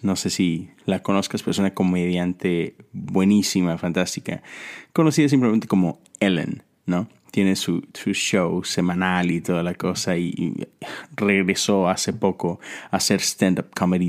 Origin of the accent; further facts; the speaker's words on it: Mexico; now in United States; Yo soy mexicano, pero vivo en Estados Unidos. Y volteo a mi país, a México